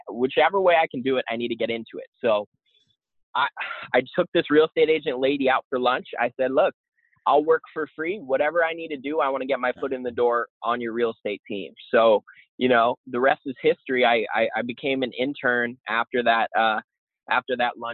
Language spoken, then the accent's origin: English; Boston, Massachusetts, United States; moved away; I'm actually from Boston originally